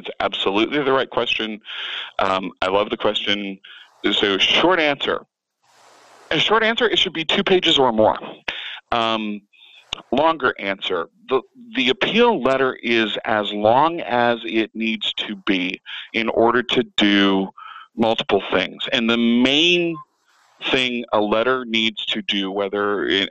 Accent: Atlanta, Georgia, United States; moved away as an adult; now in Las Vegas, United States; I'm originally from Atlanta. I moved to Vegas in 2002

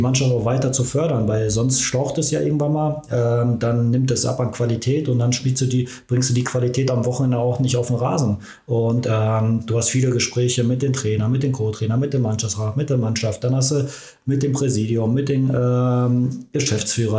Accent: Ruhr area, North Rhine-Westphalia, Germany; moved away as an adult; now in Magdeburg, Germany; bei uns im Ruhrgebiet

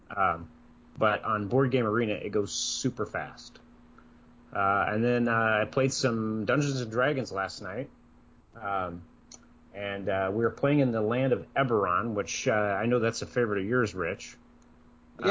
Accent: Iowa, United States; I grew up in Iowa.

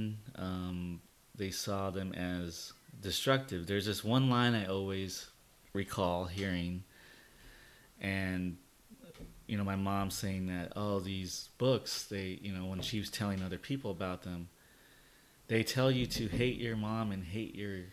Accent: Covina, California, United States; also born or lived in Yucaipa, California; we grew up in Covina

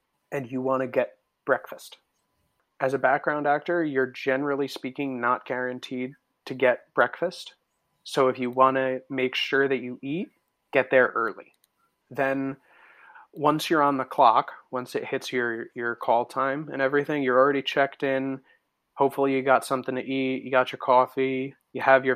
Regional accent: New Jersey, United States; now in New York, United States; I live in New York. I'm from Jersey

